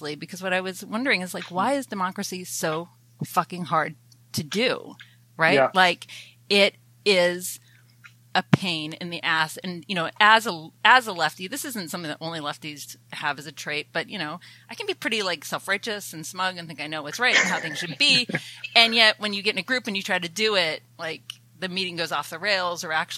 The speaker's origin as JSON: {"language": "English", "town": "Athens", "region": "Georgia", "country": "United States", "tie": "born or raised there", "also_born_or_lived": "Canada", "said": "I'm a Canadian who grew up in the American South, in the other Athens, Georgia"}